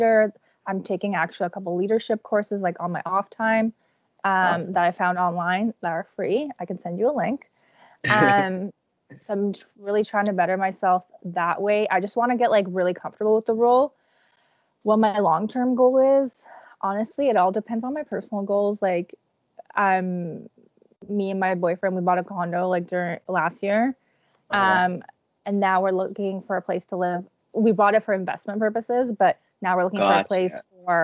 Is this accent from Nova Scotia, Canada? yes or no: no; Toronto, Ontario, Canada; also born or lived in Czech Republic; I was born in the Czech Republic. All my mom's family still lives in the Czech Republic. When I was like 8 to about university age, all my summers were in the Czech Republic. Like I was never in Toronto for the summer.